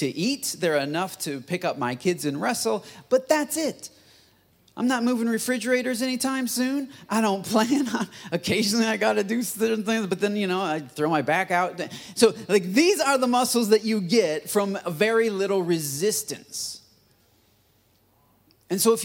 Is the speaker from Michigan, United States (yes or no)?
yes; Michigan, United States; now in Texas, United States; I'm from Michigan